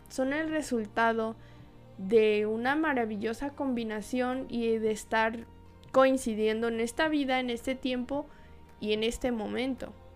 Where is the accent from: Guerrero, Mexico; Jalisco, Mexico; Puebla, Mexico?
Jalisco, Mexico; Guadalajara; desde mi tierra natal, Guadalajara, Jalisco